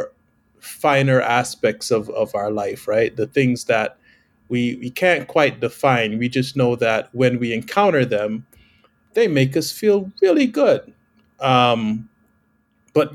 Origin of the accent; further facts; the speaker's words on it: Guyana; moved away; I was born in South America, the only English-speaking country on the continent, called Guyana.